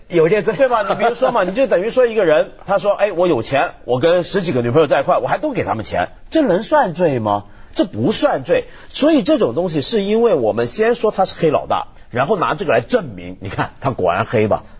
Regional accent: China; 我们中国人一方面对这种课题很关注，另一方面很保守

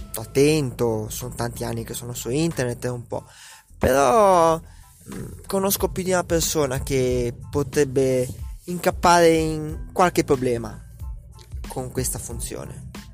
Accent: Italy; come italiano medio

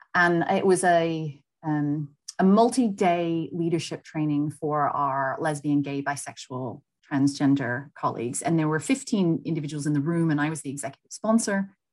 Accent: United States; moved away as an adult; now in United Kingdom; being American, working abroad

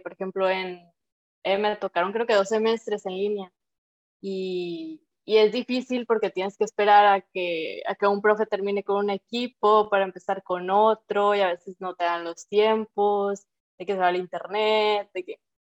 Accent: Sinaloa, Mexico; soy sinaloense

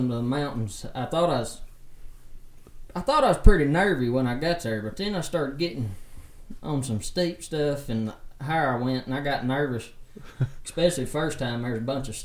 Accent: Bremen, Georgia, United States; also born or lived in Tennessee / Atlanta / Montana; I was raised in Bremen. So I guess I moved here probably when I was like 4 years old

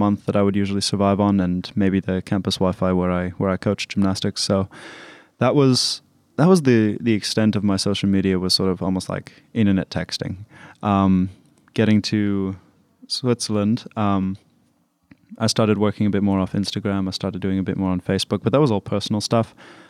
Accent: Pretoria, Gauteng, South Africa; So I'm from Pretoria, and we've lived there for about 7 years on and off.

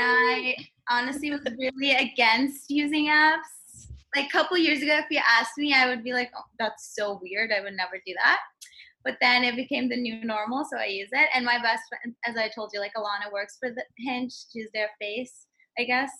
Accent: Turkey; also born or lived in Northwestern University (Illinois); now in New York, United States; I'm from Turkey, but I live in New York

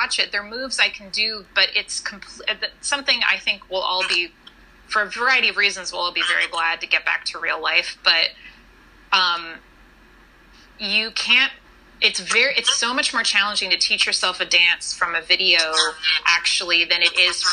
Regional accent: Fresno, California, United States; now in New York, United States; my hometown of Fresno, California

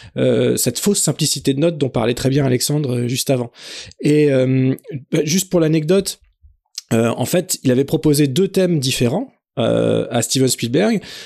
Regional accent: France; chez nous en France

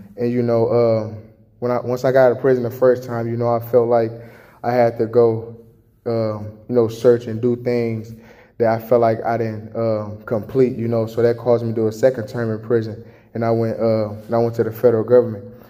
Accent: Chicago, Illinois, United States; now in Jackson, Michigan, United States; I was born and raised in Chicago

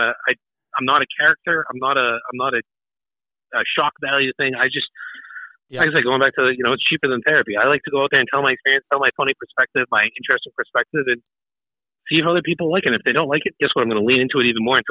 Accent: North Shore, Massachusetts, United States; moved away as an adult; now in New Hampshire, United States; Born and raised. I was born and raised in North Shore, Massachusetts.

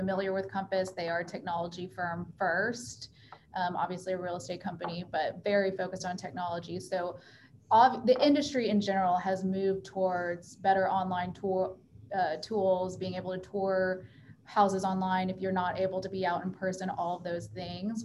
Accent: Houston, Texas, United States; I also was born and raised in Houston

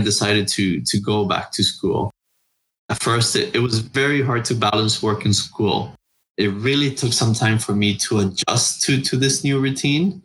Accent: Honduras; I was born and raised in Honduras, Central America

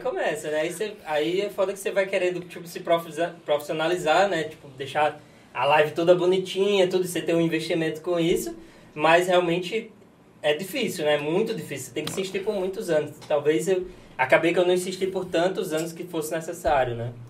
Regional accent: Natal, Rio Grande do Norte, Brazil; accent: nordestino; moved away as an adult; also born or lived in Bento Gonçalves, Rio Grande do Sul; now in Fortaleza, Brazil; eu sou de Natal, né, e aí resolvi morar no Rio Grande do Sul

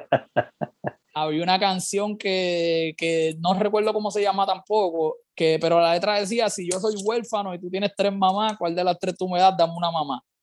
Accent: Carolina, Puerto Rico; soy, soy de Carolina, es lo primero. Yo soy salsero, pero pues sí de Carolina

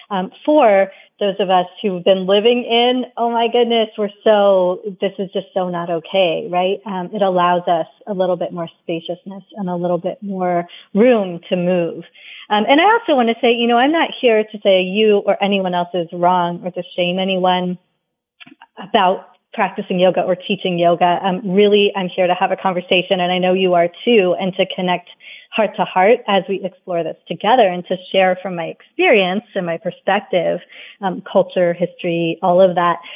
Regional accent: England, United Kingdom; I was born in India. I mean, sorry, {S0} in England. {S1} Um, and then while we were growing up, you know, my brother and I in our early years in England

